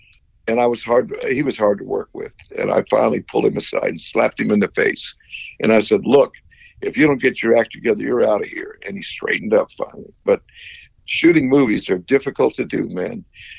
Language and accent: English; Tarpon Springs, Florida, United States; my hometown of Tarpon Springs